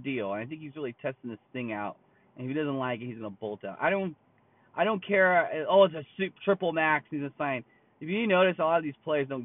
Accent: California, United States; I'm from California. I live in California.

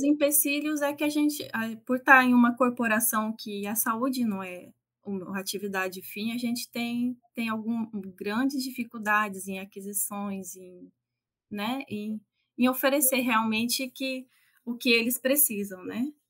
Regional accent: interior of São Paulo, Brazil; moved away as an adult; also born or lived in Maringá, Paraná / Mato Grosso do Sul; now in Amazonas, Brazil; eu sou do interior de São Paulo

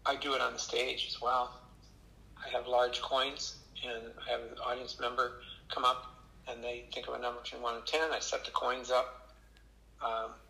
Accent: Michigan, United States; now in Grand Rapids, United States; I'm from Michigan

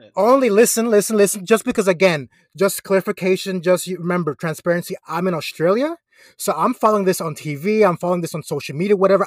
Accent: Florida, United States; I'm from Florida

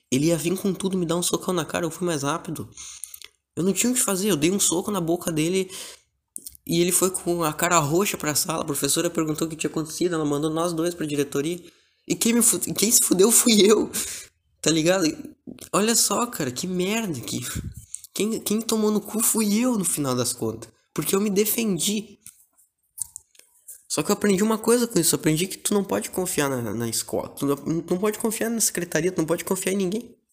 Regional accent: Porto Alegre, Rio Grande do Sul, Brazil; Eu sou de Porto Alegre, uma cidade muito foda. Porto Alegre é do caralho.

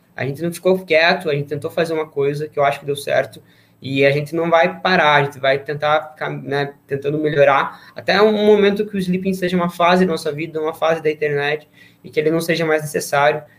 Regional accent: Paraná, Brazil; nós somos do Paraná

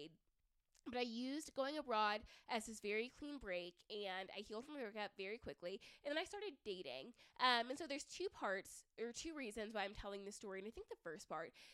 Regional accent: the South, United States; moved away as an adult; now in Denver, United States; growing up in the South

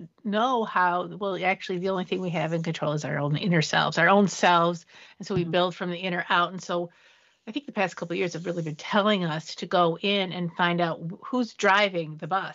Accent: Detroit, Michigan, United States; I'm a kid from Detroit

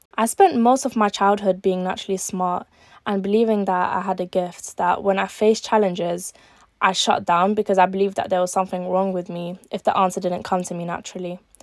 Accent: London, United Kingdom; also born or lived in Algeria; I was born in Algeria, but I was raised in East London for my whole life

